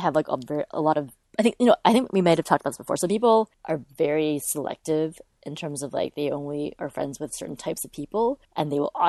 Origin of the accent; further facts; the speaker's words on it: California, United States; Like, I'm from California. It's a couple hours outside of this LA.